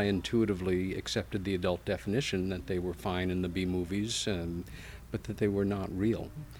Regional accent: United States; now in Ithaca, United States; like any kid growing up in America in the 1960s

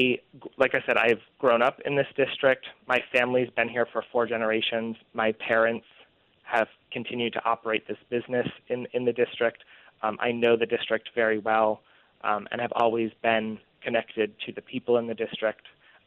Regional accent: Whitehall, New York, United States; moved away as an adult; I grew up in Whitehall in Washington County, which is a small town. My family's been here for four generations.

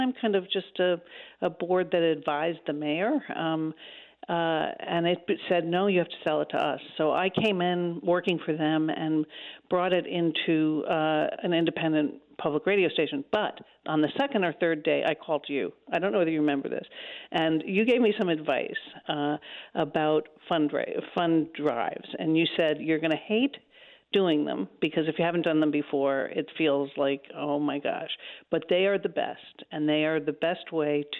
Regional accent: New York City, New York, United States; also born or lived in Tarrytown, New York; I was born in New York City, fourth generation New Yorker.

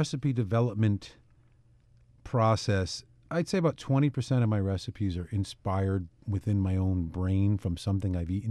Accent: New Haven, Connecticut, United States; I grew up in New Haven, which is a pretty good melting pot city.

